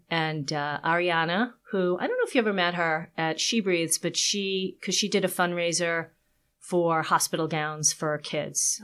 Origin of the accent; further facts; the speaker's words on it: Long Island, New York, United States; I am from New York. I grew up in Long Island originally